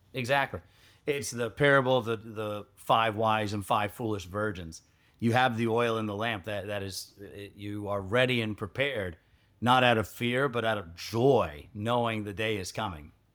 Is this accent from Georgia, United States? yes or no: yes; Georgia, United States; moved away; I grew up in Georgia